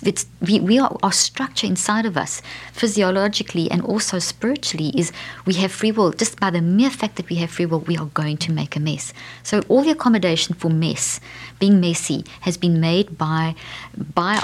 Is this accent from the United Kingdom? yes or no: no; South Africa; moved away; I come from South Africa